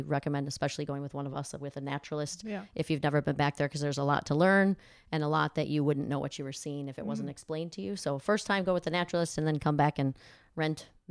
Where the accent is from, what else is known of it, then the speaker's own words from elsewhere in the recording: Chicago, Illinois, United States; moved away as an adult; also born or lived in Sarasota, Florida; now in Sanibel, United States; I'm from Chicagoland